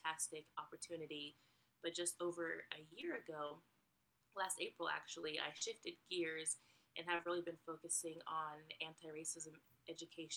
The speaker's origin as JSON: {"language": "English", "area": "Bay Area", "region": "California", "country": "United States", "moved": "as an adult", "lives_now": "Georgia, United States", "said": "I am from the Bay Area, California. But about 5 years ago, my family and I moved to Georgia, which is where we currently reside."}